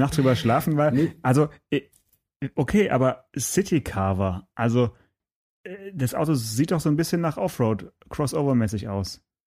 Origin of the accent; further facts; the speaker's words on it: Swabia, Germany; hier bei uns im Schwabenland